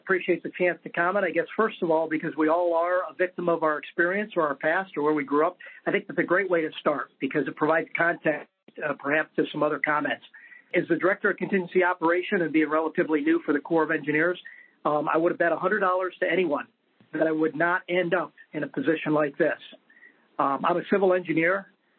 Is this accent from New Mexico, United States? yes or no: yes; Roswell, New Mexico, United States; born there; I was born in New Mexico, a little tiny place that most folks never heard of, or maybe they've heard of, Roswell.